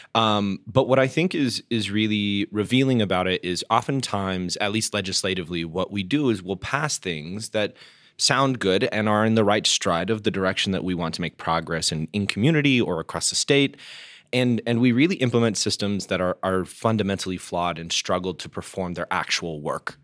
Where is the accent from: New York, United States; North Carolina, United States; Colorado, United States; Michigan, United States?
Colorado, United States; Denver; when I was growing up in Denver, we identified as like the West Coast.